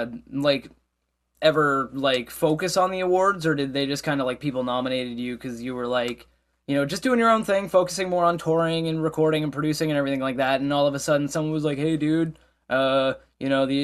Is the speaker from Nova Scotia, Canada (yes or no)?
yes; Nova Scotia, Canada; as a fellow Nova Scotian, you know, as a Nova Scotian, as a Canadian, I'm very proud of you guys